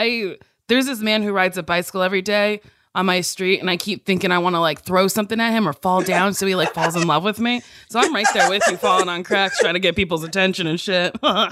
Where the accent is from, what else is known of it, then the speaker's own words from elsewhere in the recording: Middletown, New Jersey, United States; moved away; I'm from Jersey too. I'm from Central Jersey, Middletown.